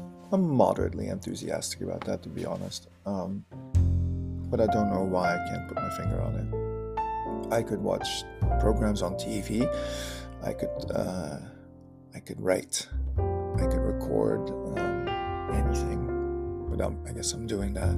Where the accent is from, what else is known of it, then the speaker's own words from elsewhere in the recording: Germany; accent: German; I sounded so German